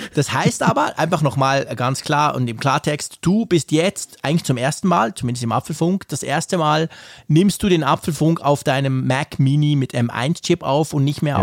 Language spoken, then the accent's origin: German; Switzerland; als Schweizer